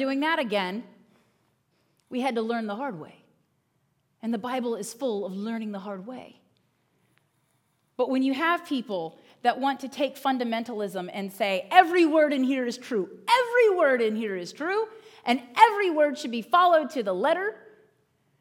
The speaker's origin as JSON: {"language": "English", "region": "Northern Virginia", "country": "United States", "tie": "born or raised there", "moved": "as an adult", "lives_now": "Pennsylvania, United States", "said": "I grew up in Northern Virginia"}